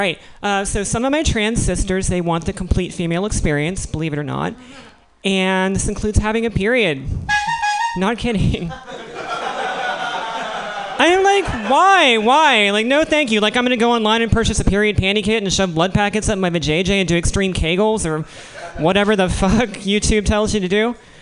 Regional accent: Missouri, United States; moved away; I was born in Missouri

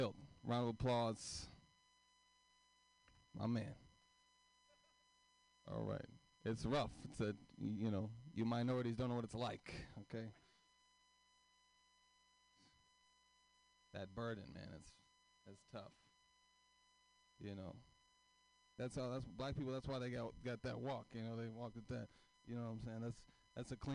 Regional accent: Oakland, California, United States; I grew up in East Oakland

